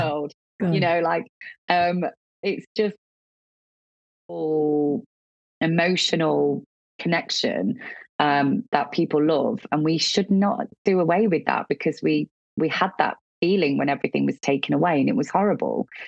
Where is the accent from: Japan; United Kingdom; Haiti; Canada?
United Kingdom; Midlands; moved away; I was from a council estate in the Midlands that I'd never been out of the Midlands.